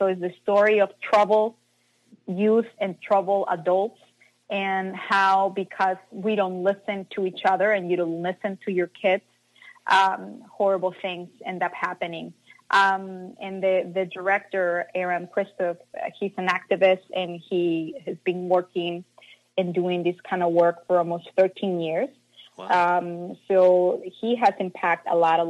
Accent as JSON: {"language": "English", "town": "Mazatlán", "region": "Sinaloa", "country": "Mexico", "tie": "born or raised there", "moved": "yes", "said": "I'm from Mazatlan, and at that time there was not much guidance"}